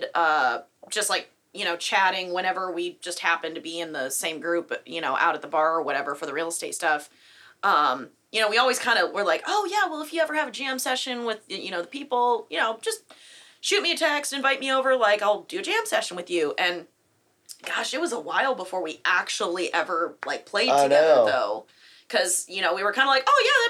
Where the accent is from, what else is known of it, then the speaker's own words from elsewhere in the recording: Flint, Michigan, United States; moved away as an adult; now in Texas, United States; I moved out from Michigan